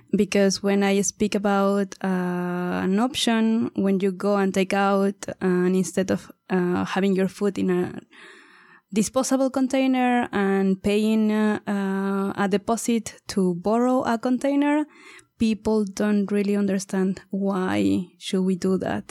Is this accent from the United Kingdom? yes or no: no; Mexico; moved away as an adult; also born or lived in India; I'm originally from Mexico